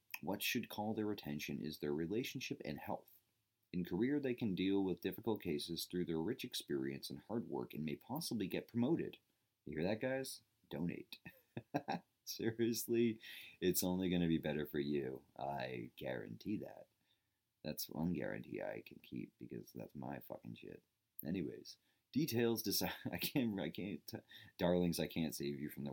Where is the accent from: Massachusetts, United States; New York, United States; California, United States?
Massachusetts, United States; Medway; my hometown Medway, Massachusetts